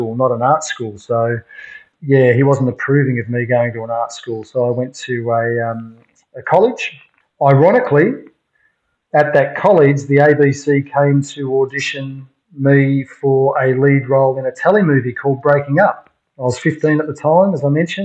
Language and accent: English; Melbourne, Victoria, Australia; So I grew up in Melbourne